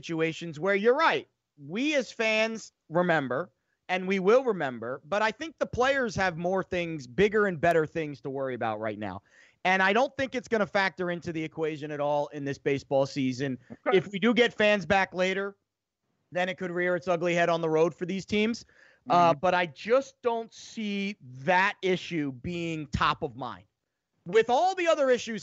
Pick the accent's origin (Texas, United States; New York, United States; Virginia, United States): Virginia, United States; Northern; I grew up in the Northern Virginia area